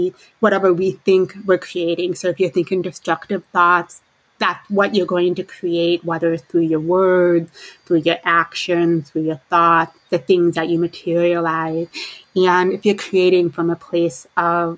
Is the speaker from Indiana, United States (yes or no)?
yes; southern tip of Lake Michigan, Indiana, United States; moved away; I have a lot of affinity for being from the Great Lakes, because I grew up in Indiana, right by on the southern tip of Lake Michigan. Now I'm more on the western side of Lake Michigan